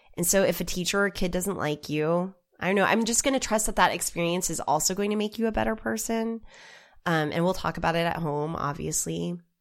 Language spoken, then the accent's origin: English; Oklahoma, United States; I come from Oklahoma